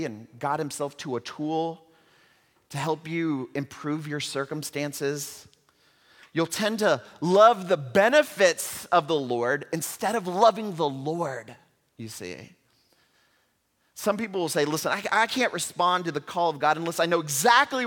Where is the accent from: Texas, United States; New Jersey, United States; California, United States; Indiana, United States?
Texas, United States; Houston; in my hometown where I grew up in Houston, Texas